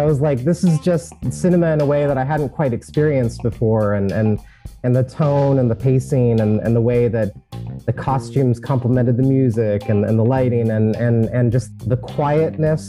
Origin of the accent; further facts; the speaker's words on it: United States; Kristen and I had known since fifth grade, and we grew up together in Washington